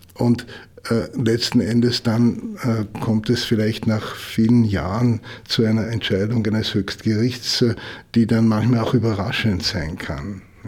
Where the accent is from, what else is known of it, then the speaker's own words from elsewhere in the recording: Austria; bei uns in Österreich